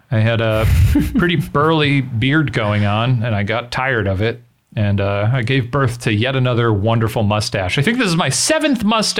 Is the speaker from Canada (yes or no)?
no; Schaumburg, Illinois, United States; growing up in Schaumburg, Illinois.